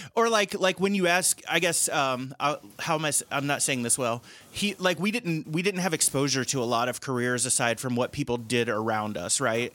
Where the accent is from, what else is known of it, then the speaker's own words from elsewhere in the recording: Cincinnati, Ohio, United States; moved away; I'm from Cincinnati originally